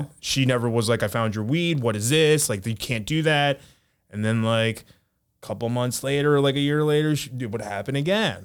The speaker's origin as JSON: {"language": "English", "country": "United States", "tie": "born or raised there", "said": "we grew up in America"}